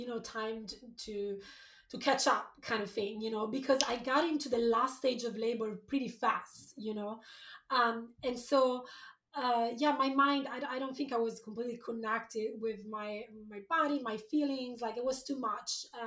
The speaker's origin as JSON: {"language": "English", "country": "Italy", "tie": "born or raised there", "also_born_or_lived": "London, United Kingdom / San Francisco, United States", "moved": "as an adult", "lives_now": "Portland, United States", "said": "I was born in Italy. I lived there until after university. Then I moved to London."}